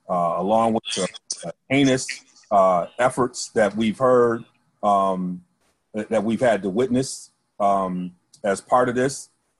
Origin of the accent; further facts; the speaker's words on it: Midwest, United States; I was from the Midwest.